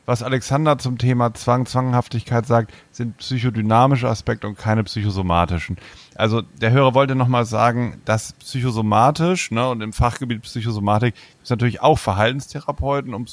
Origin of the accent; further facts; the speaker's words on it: Germany; Ich komme nicht aus Hamburg, ich komme aus der Nähe von Bremen.